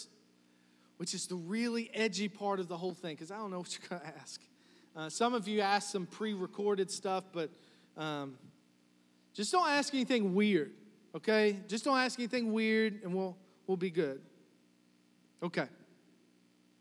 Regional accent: New Kent, Virginia, United States; I'm from New Kent

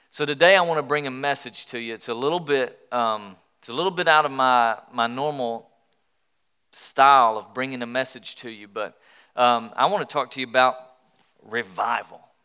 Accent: Sweetwater, Tennessee, United States; also born or lived in Pensacola, Florida; I grew up in Sweetwater, Tennessee. All right, a little small town between Knoxville and Chattanooga.

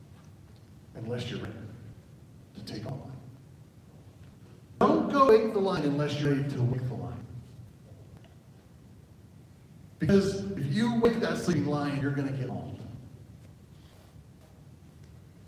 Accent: Oklahoma, United States; now in Arizona, United States; I'm from Oklahoma. We do have horses there

